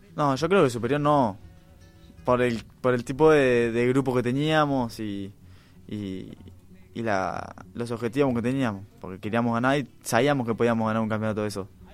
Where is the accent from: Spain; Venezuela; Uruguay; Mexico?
Uruguay; somos uruguayos